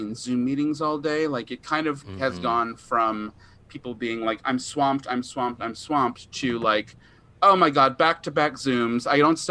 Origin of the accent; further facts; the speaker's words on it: New York, United States; I'm from New York